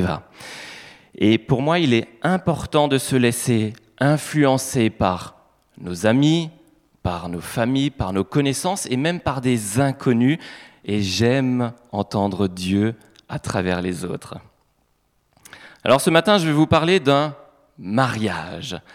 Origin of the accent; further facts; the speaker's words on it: Grand Est, France; en tant qu'Alsacien